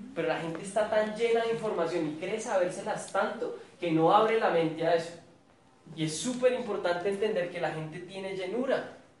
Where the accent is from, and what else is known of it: Colombia